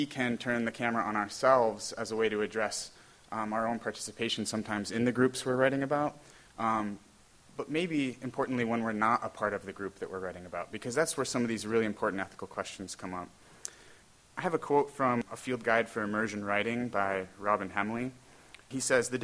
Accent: New York, United States; moved away as an adult; also born or lived in West Virginia; now in Rochester, United States; I'm originally from New York

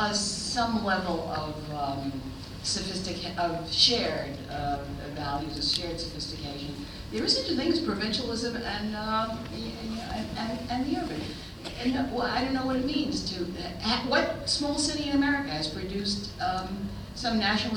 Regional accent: New York City, New York, United States; moved away; also born or lived in Manhattan; I came out of the Bronx. It was as good as any Indian village

